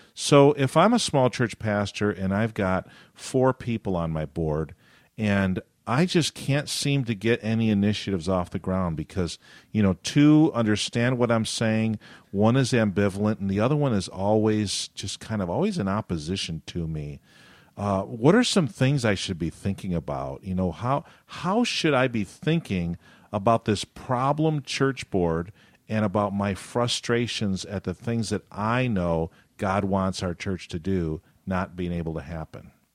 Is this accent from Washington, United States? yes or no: no; Western New York, United States; I grew up in New York State